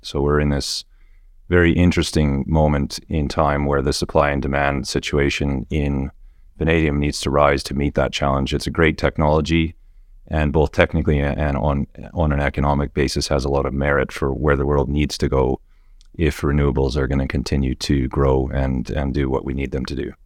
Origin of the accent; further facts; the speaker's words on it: Western Canada, Canada; moved away as an adult; now in Perth, Australia; I grew up in Western Canada